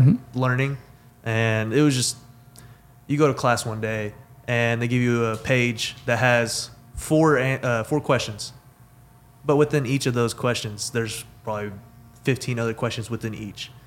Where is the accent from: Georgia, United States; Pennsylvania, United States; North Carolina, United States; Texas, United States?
Texas, United States; Weatherford; Born and raised in Weatherford, Texas